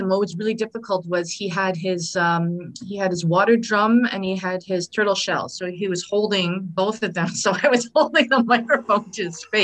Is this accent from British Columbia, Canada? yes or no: no; Saskatchewan, Canada; I mean, I'm from Saskatchewan, right?